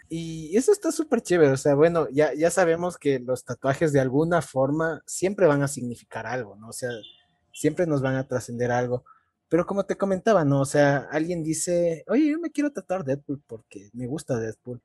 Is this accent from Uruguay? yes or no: no; Ecuador; como ecuatorianos